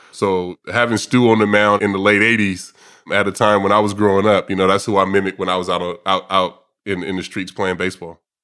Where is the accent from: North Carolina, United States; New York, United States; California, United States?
California, United States; Vallejo; I grew up in a, in a area of Vallejo, what's called the Country Club Crest